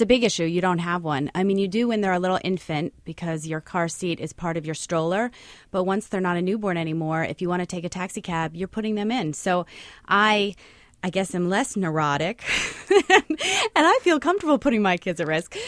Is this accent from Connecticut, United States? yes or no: yes; Connecticut, United States; now in New York City, United States; I grew up in Connecticut